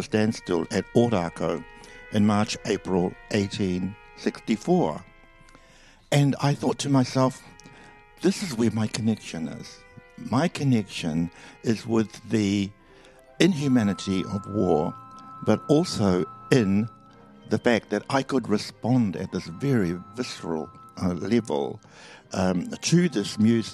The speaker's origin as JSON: {"language": "English", "region": "Gisborne", "country": "New Zealand", "tie": "born or raised there"}